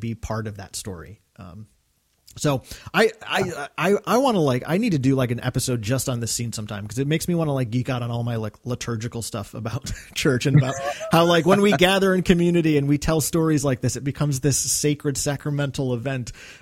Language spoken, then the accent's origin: English; Northeast, United States; growing up in the Northeast, Christmas is always about a cozy feeling because normally it's a pretty cold time of the year